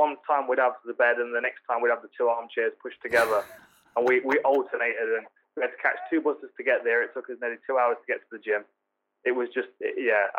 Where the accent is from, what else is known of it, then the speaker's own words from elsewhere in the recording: Nottingham, East Midlands, United Kingdom; my hometown, Nottingham